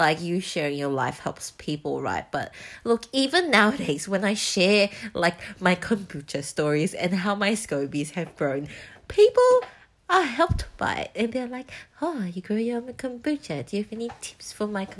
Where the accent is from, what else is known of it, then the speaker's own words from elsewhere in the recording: Singapore; moved away as an adult; now in Melbourne, Australia; I grew up in Singapore.